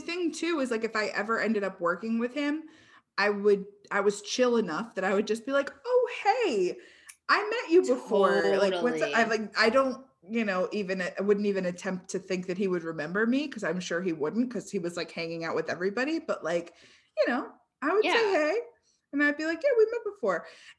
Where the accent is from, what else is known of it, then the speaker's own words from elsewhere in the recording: Cambridge, Massachusetts, United States; he was in my hometown of Cambridge.